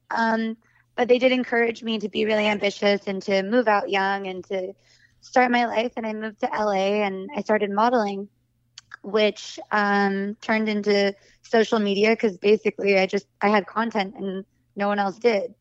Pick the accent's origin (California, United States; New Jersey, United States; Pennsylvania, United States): California, United States; Santa Cruz; moved away; also born or lived in Los Angeles; I grew up in Santa Cruz, California, which is, like, a hippie surf town.